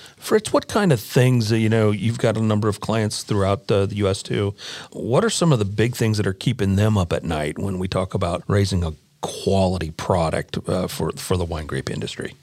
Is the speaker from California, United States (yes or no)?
no; Nebraska, United States; moved away; I grew up in Nebraska